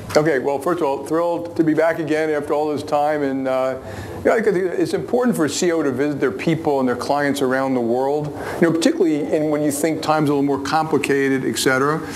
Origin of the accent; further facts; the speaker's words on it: United States; I'm an American patriot